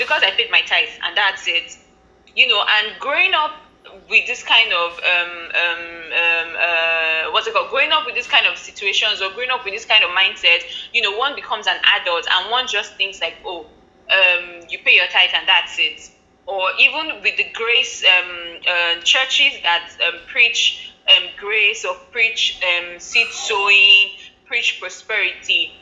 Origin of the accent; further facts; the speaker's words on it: Nigeria; I'm Nigerian, of course, and I live in Nigeria. I grew up in Nigeria, everything Nigeria.